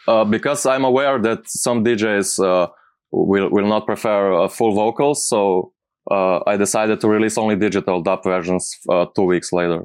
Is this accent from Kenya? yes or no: no; Slovenia; English is a second language; I'm from Slovenia.